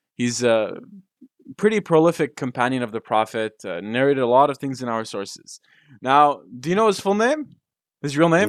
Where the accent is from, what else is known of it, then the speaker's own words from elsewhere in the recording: Damascus, Damascus Governorate, Syria; we're from Damascus